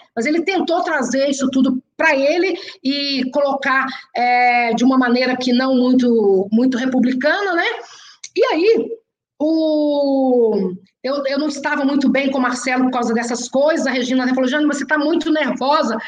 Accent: Belo Horizonte, Minas Gerais, Brazil; eu sou de Belo Horizonte

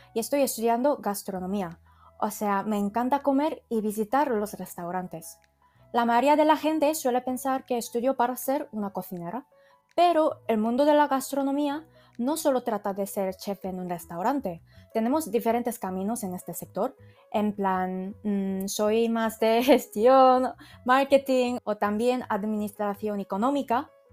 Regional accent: South Korea; Spanish is a second language; moved away as an adult; now in Spain; vengo de Corea

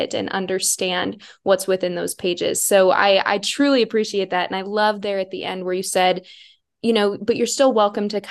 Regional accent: South Dakota, United States; I'm from South Dakota, and I grew up, my hometown did have a public library

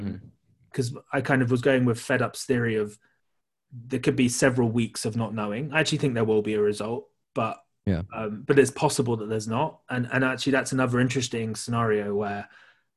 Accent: United Kingdom; I'm also British

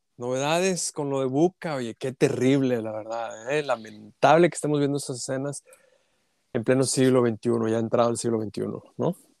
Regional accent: Saltillo, Coahuila, Mexico; yo soy de Saltillo

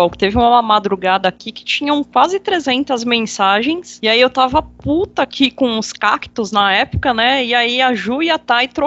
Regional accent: interior of São Paulo, Brazil; sou do interior de São Paulo

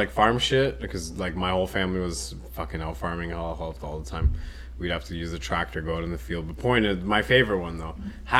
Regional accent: France; Yeah, I grew up in France. I was so cultured, is what I'm saying.

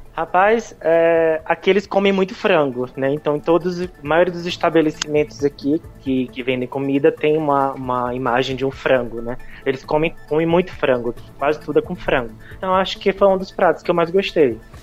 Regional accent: Brazil; moved away; nós somos brasileiros

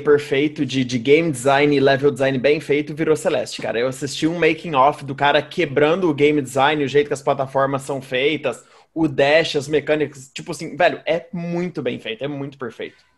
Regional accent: Minas Gerais, Brazil; Eu sou mineiro

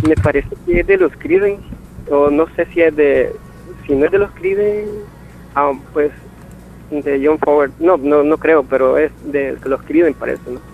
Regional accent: San Bartolomé Perulapía, Cuscatlán, El Salvador; moved away as an adult; also born or lived in San Salvador; now in Yucuaiquín, El Salvador; yo soy de Cuscatlán, del departamento de Cuscatlán, ah, oh. de San Bartolomé, Perulapía

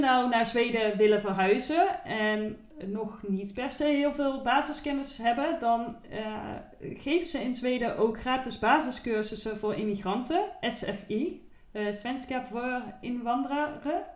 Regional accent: Eindhoven, North Brabant, Netherlands; in Eindhoven, waar ik vandaan kom

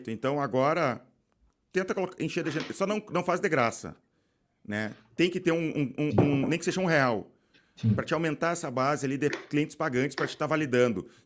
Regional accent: Belo Horizonte, Minas Gerais, Brazil; Eu sou de BH.

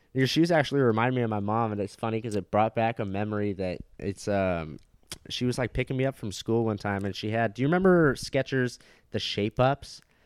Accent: Orange County, California, United States; I grew up in Orange County, California.

